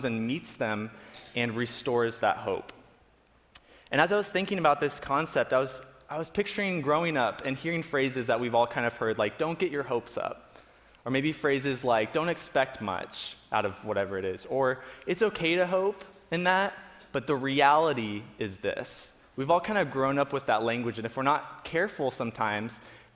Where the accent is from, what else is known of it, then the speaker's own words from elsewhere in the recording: Florida, United States; So we grew up in Florida